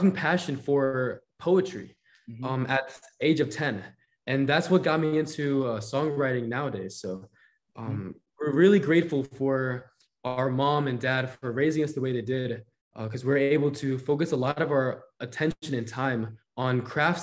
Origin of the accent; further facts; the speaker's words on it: Florida, United States; moved away as an adult; now in Los Angeles, United States; This is our hometown